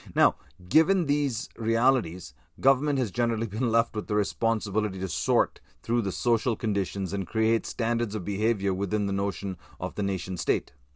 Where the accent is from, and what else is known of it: Canada